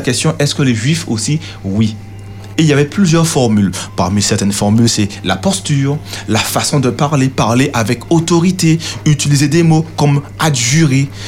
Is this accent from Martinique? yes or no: yes; Martinique; chez nous en Martinique, aux Antilles